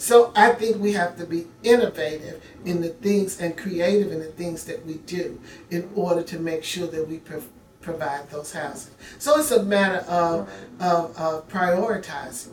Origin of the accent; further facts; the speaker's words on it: Memphis, Tennessee, United States; now in Nashville, United States; I am from Memphis, but I am been a resident of Nashville for 40 plus years